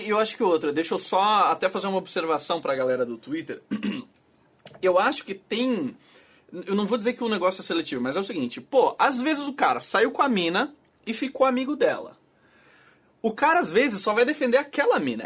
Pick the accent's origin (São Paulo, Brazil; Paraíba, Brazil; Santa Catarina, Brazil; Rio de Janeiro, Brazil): Santa Catarina, Brazil; Florianópolis; eu sou de Floripa